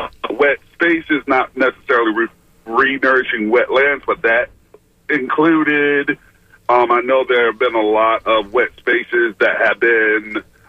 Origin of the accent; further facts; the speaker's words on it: Tampa, Florida, United States; I'm actually from Tampa, but I'm just on the road.